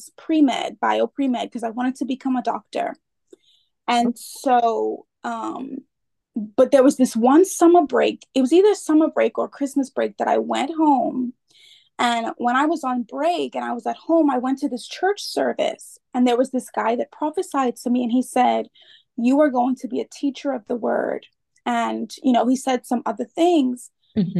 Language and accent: English; Freeport, Grand Bahama, Bahamas; I am from the Bahamas, born and raised from Freeport, Bahamas